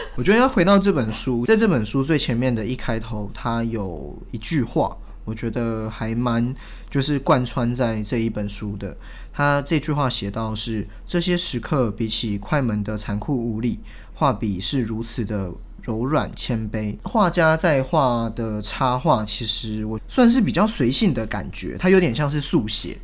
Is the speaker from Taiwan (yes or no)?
yes; Taiwan; 我是台湾人